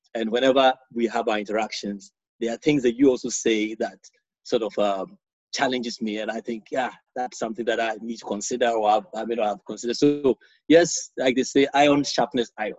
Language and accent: English; Ghana; moved away as an adult; now in United Kingdom; I grew up in Ghana.